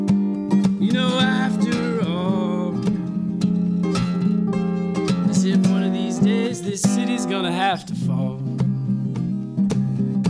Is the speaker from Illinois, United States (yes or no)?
no; Pennsylvania, United States; moved away; I grew up in Pennsylvania where there's no earthquakes.